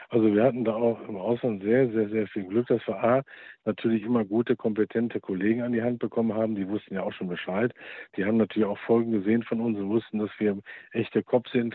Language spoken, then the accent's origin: German; Germany; bei uns in Deutschland